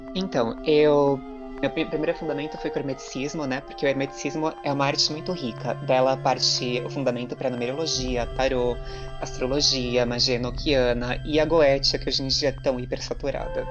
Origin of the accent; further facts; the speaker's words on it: Brazil; a gente é brasileiro